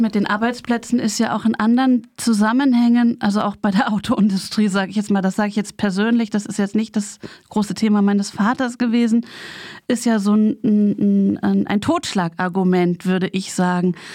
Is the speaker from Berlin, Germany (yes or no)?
yes; Berlin, Germany; ich bin ja in West-Berlin aufgewachsen, mit der Mauer ganz nah